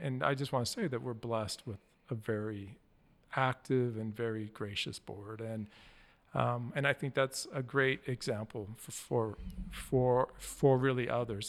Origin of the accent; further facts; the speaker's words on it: Wyoming, United States; moved away; I grew up in Wyoming